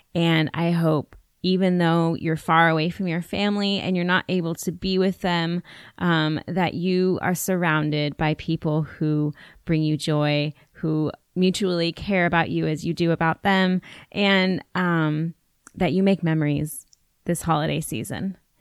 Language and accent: English; United States; I'm an American girl growing up in an urban area